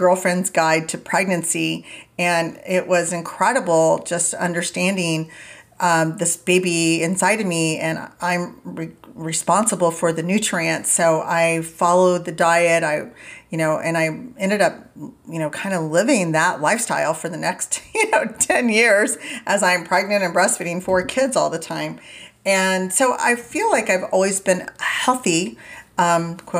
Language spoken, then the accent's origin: English; Indiana, United States; I grew up in Indiana and we always had a garden and never went out to eat